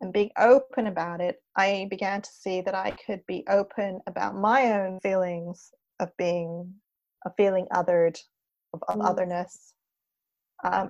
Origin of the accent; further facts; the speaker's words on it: Montreal, Quebec, Canada; also born or lived in Wimbledon, London, United Kingdom / Laurentian Mountains, Quebec; I was born in Britain, raised in Canada.